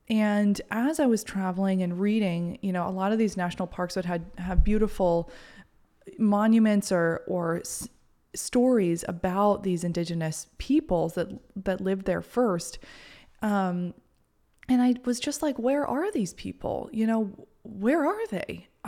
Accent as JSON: {"language": "English", "region": "Maine", "country": "United States", "tie": "born or raised there", "said": "the house that I grew up in Maine, was on a battleground site. Like, it's a very old house from like the 1800s."}